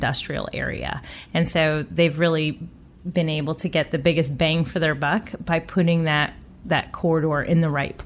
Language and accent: English; Florida, United States; also born or lived in Connecticut / Massachusetts / Boston / Providence; I did spend most of my childhood growing up in Florida.